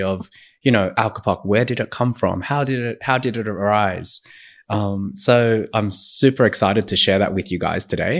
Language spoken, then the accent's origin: English; Sydney, New South Wales, Australia; moved away as an adult; also born or lived in Shanghai / Beijing; now in Sydney, Australia; I'm from Sydney